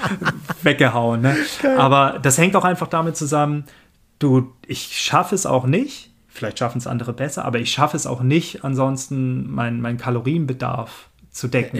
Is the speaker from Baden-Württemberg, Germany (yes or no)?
yes; Swabia, 30 km from Stuttgart, Baden-Württemberg, Germany; moved away; also born or lived in Cologne; ich komme ursprünglich aus dem Schwabeländle und äh, 30 Kilometer von Stuttgart entfernt